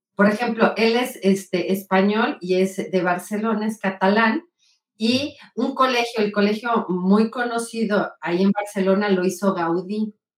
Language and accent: Spanish; Puebla, Mexico; soy poblana. Del centro de Puebla, aquí nací, toda mi familia es